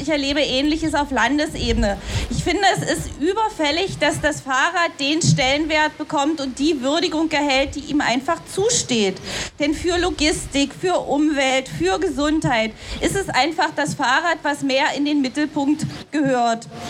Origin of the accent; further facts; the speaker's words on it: Dessau, Saxony-Anhalt, Germany; in Dessau, wo ich herkomme